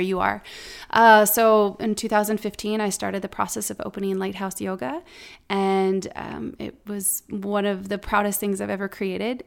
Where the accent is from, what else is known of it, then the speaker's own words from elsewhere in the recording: Omaha, Nebraska, United States; also born or lived in Colorado; before moving back to Omaha, my hometown